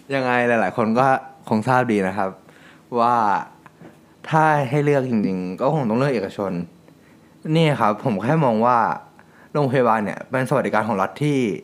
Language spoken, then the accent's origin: Thai; Thailand; ประเทศไทย ถึงมีพ่อแม่มีครอบครัวมี รากฐานผมมีหลายๆอย่าง